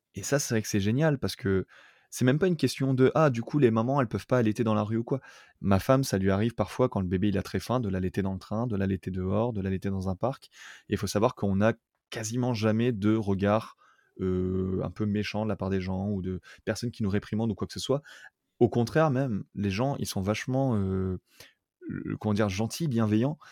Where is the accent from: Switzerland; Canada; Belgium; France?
France; moved away as an adult; also born or lived in Toulouse, France; now in Tokyo, Japan; je viens de France